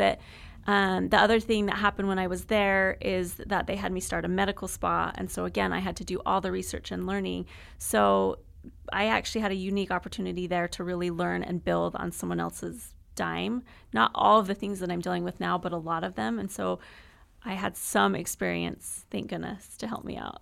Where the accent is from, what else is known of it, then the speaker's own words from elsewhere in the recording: Utah, United States; moved away as an adult; also born or lived in Texas; now in Gilbert, United States; I'm from Utah I've been in Texas for the last almost eight years, and so we moved to Arizona